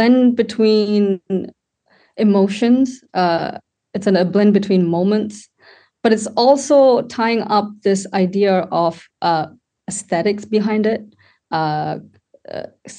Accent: Sri Lanka; now in United Kingdom; I was born in Sri Lanka and I was brought up there

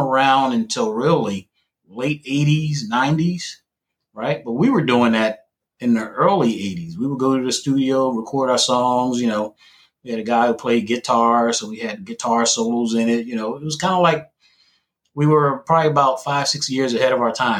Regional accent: Philadelphia, Pennsylvania, United States; I was born actually in Southwest, which isn't far from where actually Jazzy Jeff grew up.

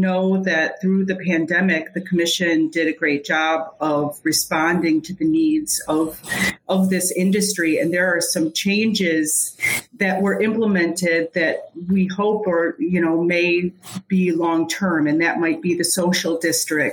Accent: Grand Rapids, Michigan, United States; also born or lived in Lansing, Michigan / Virginia / Oregon; I grew up in the Grand Rapids region, and I came to Michigan State University and ended up, for the most part, staying in Lansing

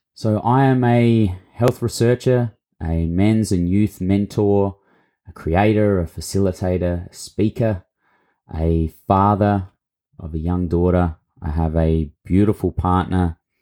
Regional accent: Mildura, Victoria, Australia; accent: Australian; moved away; grew up, um, for my younger years in a town called Mildura on Latchi Latchi and Barkindji country in Victoria

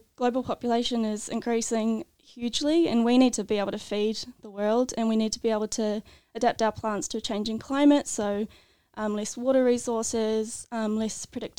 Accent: New Zealand; moved away as an adult; now in Tasmania, Australia; I'm originally from New Zealand.

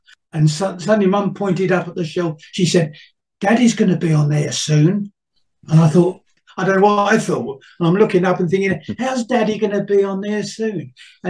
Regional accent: London, United Kingdom; I was born in Stepney. I was born about 100 yards from St. Mary in the Bow

